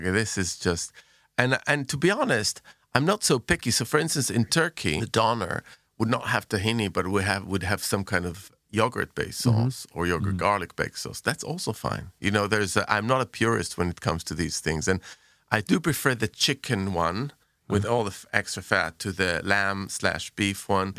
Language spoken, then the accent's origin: English; Jerusalem, Jerusalem District, Israel; So when I was growing up in Jerusalem, we used to go to, there was a bunch of places